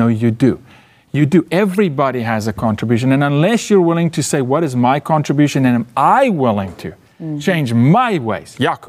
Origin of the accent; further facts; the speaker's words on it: South Africa; I'm from South Africa, brother.